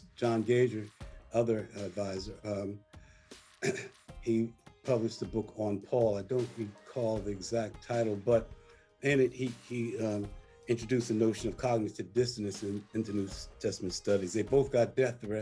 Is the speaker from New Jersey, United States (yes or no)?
yes; Newark, New Jersey, United States; also born or lived in Farmville, Virginia; I was born in Farmville, Virginia, where schools were closed for 5 years rather than desegregate them. So I was born in segregation, believe it or not, born in struggle. I grew up, my family got moved north to Newark